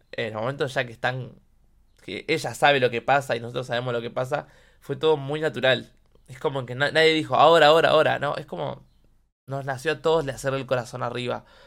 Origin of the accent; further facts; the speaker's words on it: Quilmes, Buenos Aires Province, Argentina; yo soy de Solano, eh, Quilmes